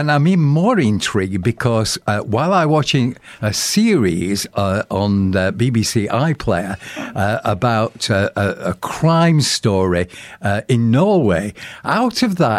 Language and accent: English; Sheffield, Yorkshire and the Humber, United Kingdom; In fact, in my hometown of Sheffield